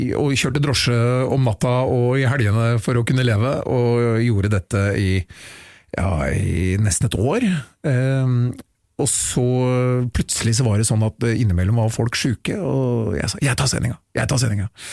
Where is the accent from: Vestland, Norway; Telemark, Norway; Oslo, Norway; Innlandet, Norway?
Oslo, Norway; Jeg er jo byslamp, født og oppvokst i Oslo sentrum